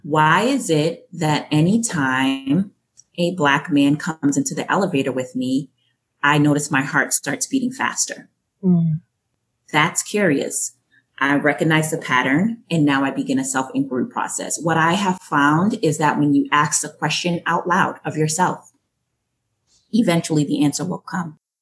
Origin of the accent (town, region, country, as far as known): Boston, Massachusetts, United States; born or raised there; accent: Yankee twang; also born or lived in Jamaica